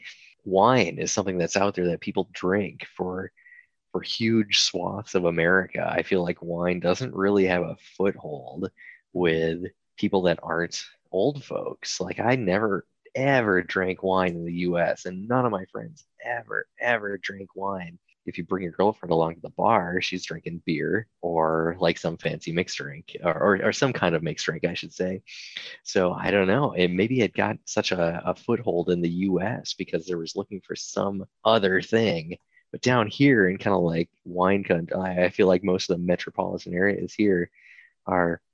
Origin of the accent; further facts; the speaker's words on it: Midwestern American, United States; now in Melbourne, Australia; a Midwestern American